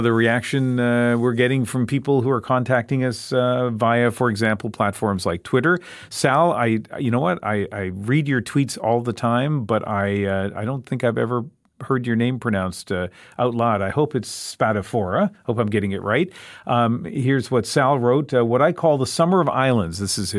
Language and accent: English; East Coast, Canada; now in Vancouver, Canada; I've lived in Vancouver for a long time. I grew up on the East Coast, and I live in Vancouver now.